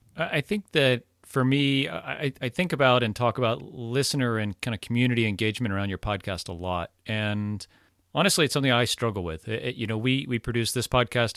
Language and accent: English; Florida, United States; I'm from Florida. I say y'all, and, and when there's two of you, it's y'all's.